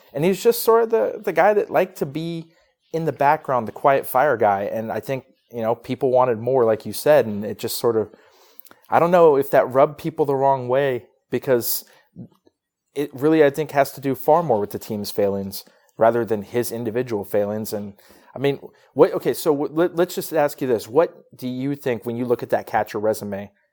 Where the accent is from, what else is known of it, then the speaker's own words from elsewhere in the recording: Northern California, United States; moved away; I'm from Northern California